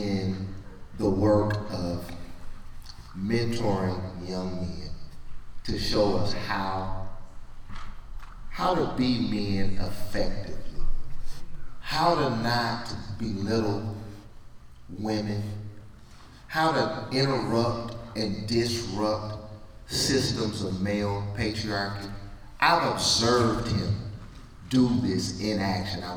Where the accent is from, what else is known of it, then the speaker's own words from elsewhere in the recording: Birmingham, Alabama, United States; I'm from Birmingham, Alabama